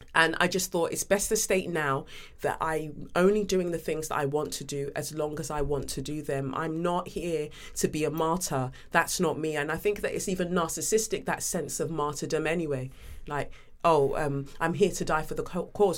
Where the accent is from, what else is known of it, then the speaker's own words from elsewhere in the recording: London, United Kingdom; also born or lived in Nigeria; growing up in Peckham, South London, you know, coming from Nigeria